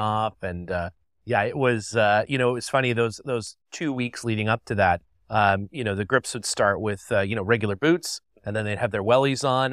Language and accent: English; Canada; I'm from Canada